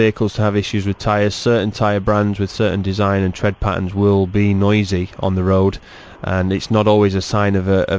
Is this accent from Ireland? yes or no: no; England, United Kingdom; As an Englishman